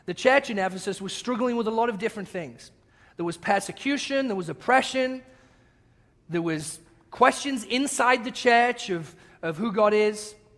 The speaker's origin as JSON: {"language": "English", "region": "England", "country": "United Kingdom", "accent": "English", "moved": "yes", "said": "my English accent"}